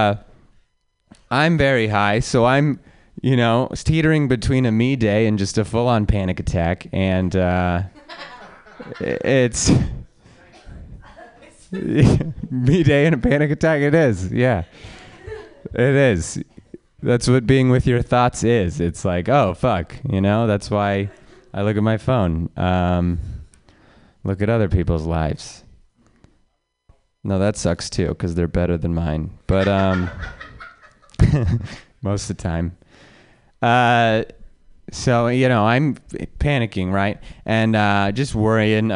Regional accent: Reno, Nevada, United States; I'm from Reno

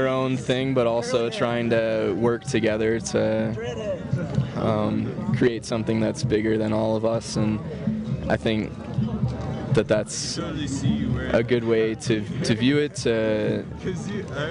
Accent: Cleveland, Ohio, United States; now in Denver, United States; Originally, I'm from Cleveland, Ohio, but I'm living in Denver right now

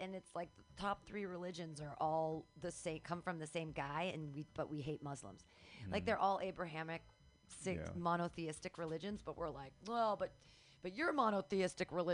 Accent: Danville, California, United States; Danville, which is here, Bay Area.

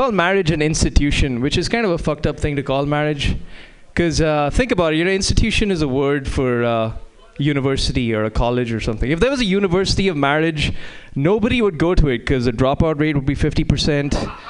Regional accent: India; now in United States; As you can tell from my sweater, I am from India. Now. Now, you know, the thing is that before I moved to the U.S., my weight was 90 kilograms.

